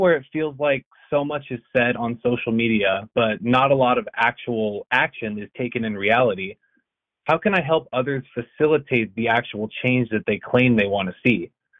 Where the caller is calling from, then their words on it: Los Angeles, California, United States; I'm calling in from Los Angeles, California.